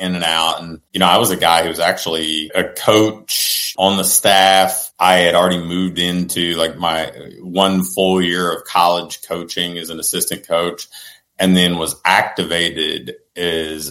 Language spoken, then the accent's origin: English; Portsmouth, Ohio, United States; I'm from Portsmouth, Ohio.